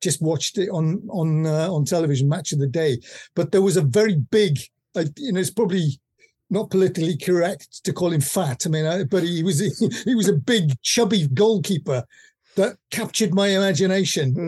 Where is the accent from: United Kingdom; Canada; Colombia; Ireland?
United Kingdom; Llanelli, Wales; I grew up in Llanelli, which is in West Wales